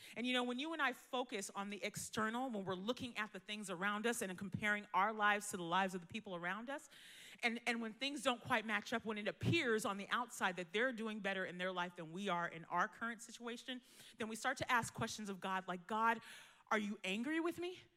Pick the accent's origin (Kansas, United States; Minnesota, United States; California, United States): California, United States; Bay Area; I was born here in California, Bay Area, born and raised